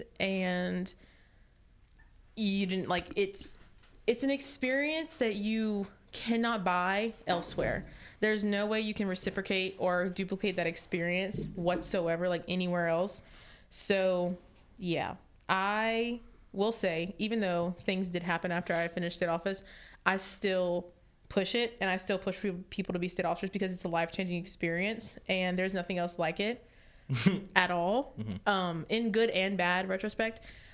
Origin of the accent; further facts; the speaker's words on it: Lawtell, Louisiana, United States; also born or lived in Church Point, Louisiana; I'm from Churchmont, Louisiana. I grew up in Lawtail, which is middle of nowhere